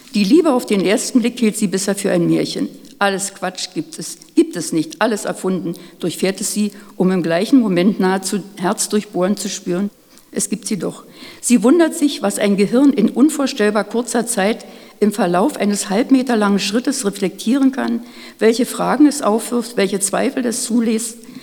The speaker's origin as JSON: {"language": "German", "area": "Neuruppin / Oderbruch", "region": "Brandenburg", "country": "Germany", "tie": "born or raised there", "said": "Wir sind dann aufs Dorf gezogen, ins Oderbruch"}